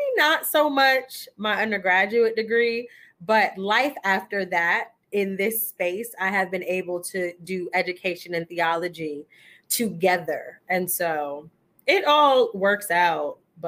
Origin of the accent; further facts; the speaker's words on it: Queens, New York, United States; Okay, so for the purposes of this particular episode, I am from Queens, New York, and how I got here is school. Well, to the DMV area, because I really don't know where we are.